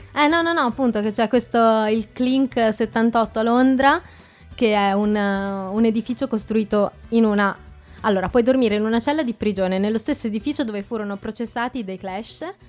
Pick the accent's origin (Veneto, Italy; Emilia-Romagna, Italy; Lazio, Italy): Emilia-Romagna, Italy; Forlì; now in Trento, Italy; A 15 minuti da Forlì, mia città natale.